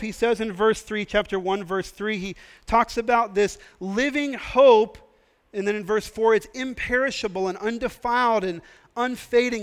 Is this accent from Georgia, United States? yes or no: no; Texas, United States; I'm from Texas and we like to be close to each other in Texas.